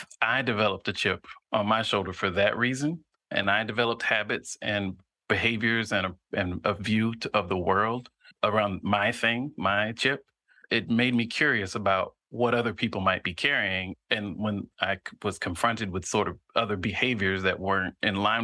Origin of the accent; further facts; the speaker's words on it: near Fort Rucker, Southeast Alabama, United States; I grew up in Southeast Alabama near an Army base called Fort Rucker